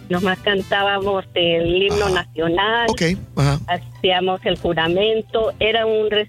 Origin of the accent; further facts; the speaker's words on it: Ciudad Juárez, Chihuahua, Mexico; now in Houston, United States; hablo de aquí de Houston ah, y yo nací en Ciudad Juárez, Chihuahua.